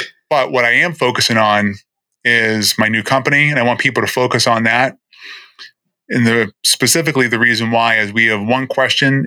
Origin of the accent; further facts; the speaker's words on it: Boston, Massachusetts, United States; moved away as an adult; also born or lived in New Jersey; now in Florida, United States; I'm born and raised in Boston